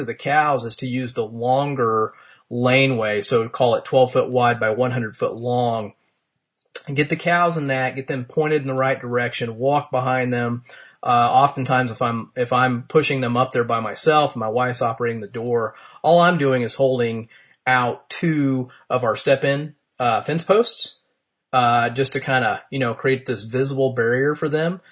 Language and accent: English; Martinsville, Indiana, United States; here in my hometown of Martinsville, Indiana